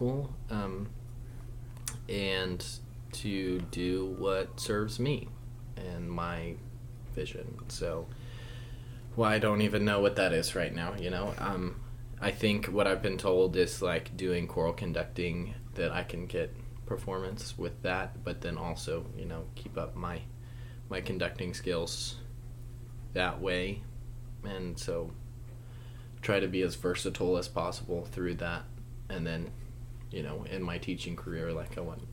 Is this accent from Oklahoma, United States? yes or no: yes; Oklahoma City, Oklahoma, United States; now in Tulsa, United States; I'm from Oklahoma City, Oklahoma. Grew up going to Bethany Public Schools